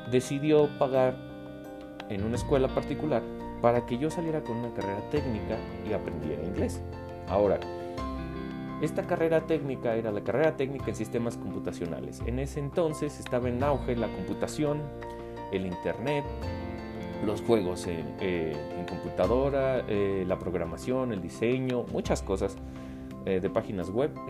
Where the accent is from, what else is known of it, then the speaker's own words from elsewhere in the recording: Mexico; also born or lived in Puebla; mi papá, mi mamá, mi hermana y yo nos fuimos a vivir a, un estado de aquí de México, porque yo soy de México, eh, que se llama Puebla.